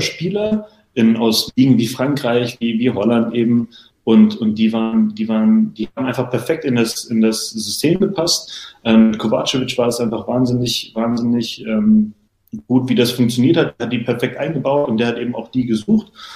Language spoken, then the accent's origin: German; Berlin, Germany; first language German; moved away as an adult; now in Hannover, Germany; gebürtige Berliner und dementsprechend auch äh, groß geworden bei Spannung 04, mein Heimatverein